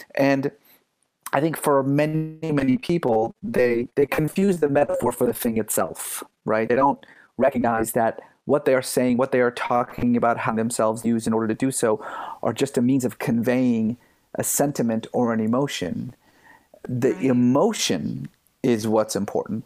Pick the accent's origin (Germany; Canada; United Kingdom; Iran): Iran; also born or lived in San Francisco Bay Area, United States; now in United States; I grew up in Iran